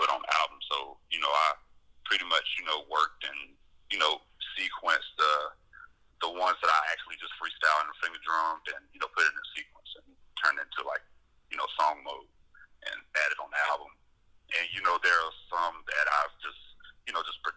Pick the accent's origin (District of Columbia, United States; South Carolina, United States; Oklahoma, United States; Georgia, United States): South Carolina, United States; Anderson; now in North Carolina, United States; from Anderson, South Carolina, which was pretty much my hometown where I was, like, born and raised